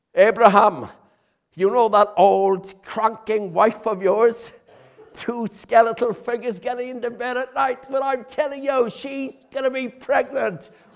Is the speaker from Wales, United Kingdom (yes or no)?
yes; Haverfordwest, Wales, United Kingdom; I'm from Haverfordwest